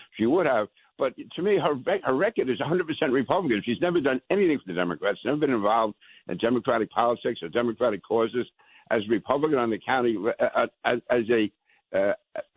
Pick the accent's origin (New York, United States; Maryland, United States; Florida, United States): New York, United States; New York City; also born or lived in Manhattan / Brooklyn; I was born in Manhattan, raised in Queens, went to school in Brooklyn. I consider myself a diehard New Yorker.